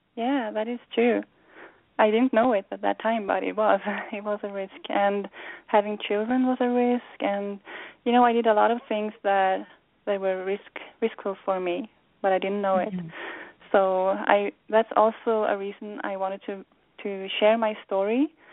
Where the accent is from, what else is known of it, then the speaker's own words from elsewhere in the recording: Sweden; moved away as an adult; now in United States; growing up in Sweden and arriving in the U.S.